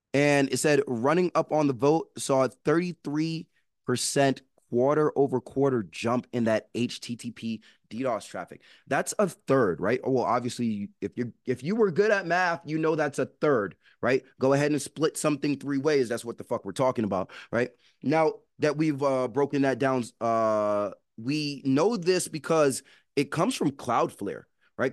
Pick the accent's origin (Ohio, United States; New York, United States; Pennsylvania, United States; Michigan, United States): New York, United States; New York City; I'm from New York City